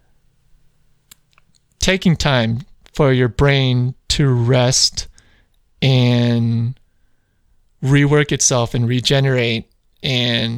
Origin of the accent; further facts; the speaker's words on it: Chicago, Illinois, United States; I grew up in Chicagoland